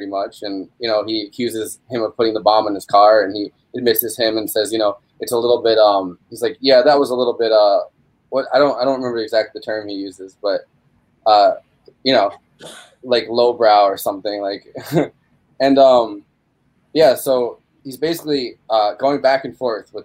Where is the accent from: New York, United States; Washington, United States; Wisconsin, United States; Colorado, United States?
New York, United States; New Paltz; growing up in New Paltz